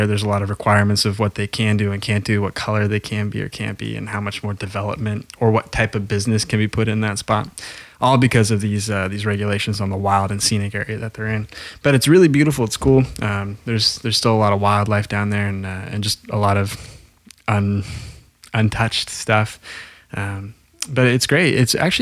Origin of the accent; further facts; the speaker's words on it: Grants Pass, Oregon, United States; my hometown at Grants Pass